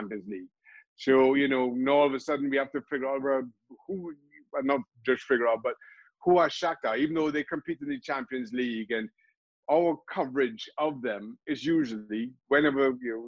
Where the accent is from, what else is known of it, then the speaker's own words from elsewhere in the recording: Trinidad & Tobago; I grew up in Trinidad and Tobago. I'm from a small country